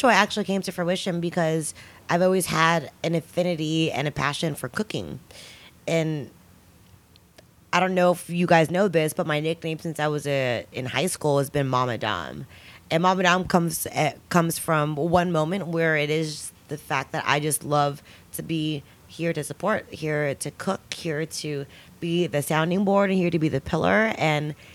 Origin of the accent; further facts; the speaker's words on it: the Bay Area, California, United States; I'm from the Bay, obviously. Yay. I'm from the Bay